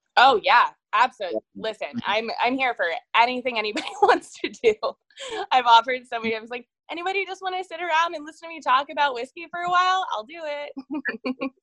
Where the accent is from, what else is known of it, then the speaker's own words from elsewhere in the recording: Dayton, Ohio, United States; also born or lived in Short North, Columbus, Ohio; now in Columbus, United States; I'm from Dayton